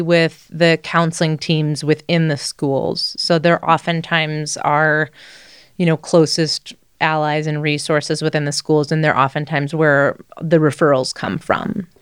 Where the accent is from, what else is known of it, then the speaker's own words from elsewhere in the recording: Midwest, United States; now in Boulder, United States; I grew up in the Midwest